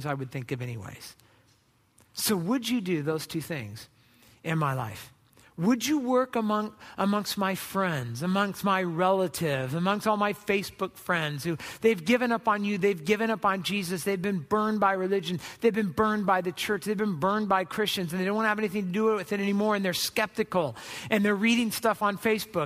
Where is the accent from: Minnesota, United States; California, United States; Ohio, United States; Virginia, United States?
California, United States; Southern; I grew up in Southern California.